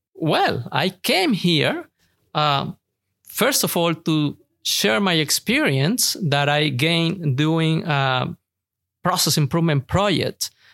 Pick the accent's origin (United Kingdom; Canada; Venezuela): Venezuela; moved away as an adult; now in Houston, United States; I'm originally from Venezuela, and I'm learning a lot here in the United States, in Houston, Texas